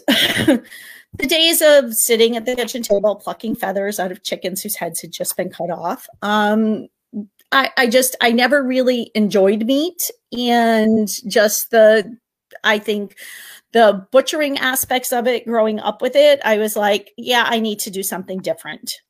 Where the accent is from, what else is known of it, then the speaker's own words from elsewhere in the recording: Connecticut, United States; I am from Connecticut